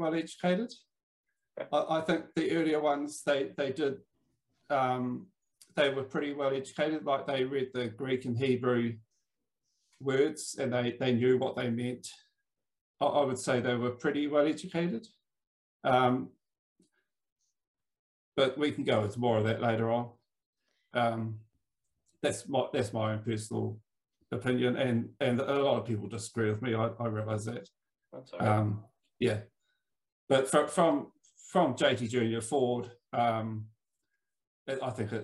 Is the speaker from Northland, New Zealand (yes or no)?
no; Wellington, New Zealand; I'm from Wellington in New Zealand, the coolest little capital in the world